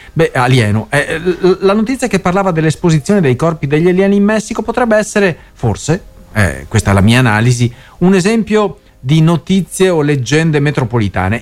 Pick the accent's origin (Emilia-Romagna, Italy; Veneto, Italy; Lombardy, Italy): Veneto, Italy; accent: Venetian; la rubrica Parole al Vento dal Veneto. Si sente già il mio, il mio accento